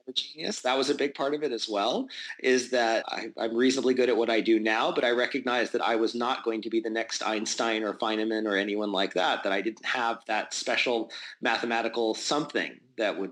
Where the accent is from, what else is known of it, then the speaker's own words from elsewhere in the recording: Albuquerque, New Mexico, United States; I grew up in Albuquerque, New Mexico